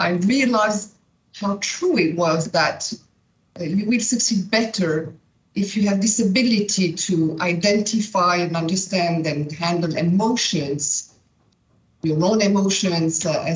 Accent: Switzerland; I was born and raised in Brillantmont, in the school

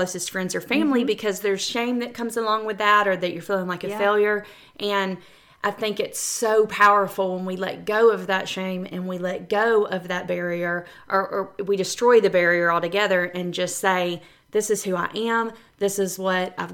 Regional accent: Georgia, United States; we are from Georgia, and you can hear it every time we speak

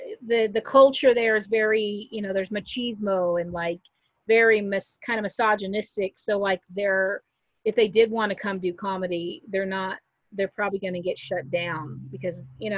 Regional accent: Wichita, Kansas, United States; also born or lived in Colorado; I'm from Wichita, Kansas

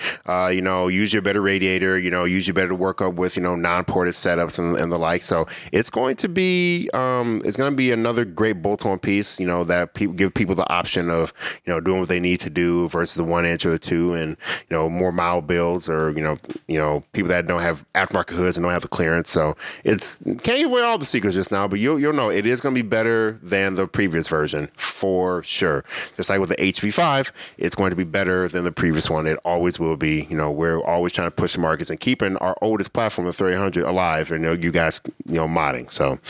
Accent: Illinois, United States; moved away; I'm from Illinois.

